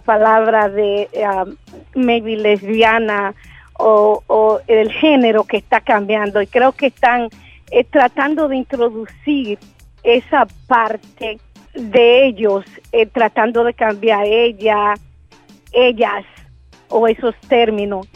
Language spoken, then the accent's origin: Spanish; Puerto Rico; now in Providence, United States; boricua de pura cepa